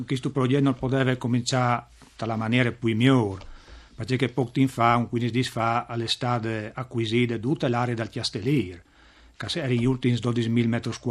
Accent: Savalons, Friuli-Venezia Giulia, Italy; Io sono proprio di Savalons.

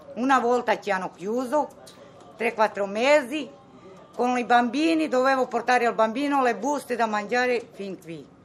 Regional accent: Rome, Lazio, Italy; also born or lived in Yugoslavia; io sono cresciuta qui in Italia

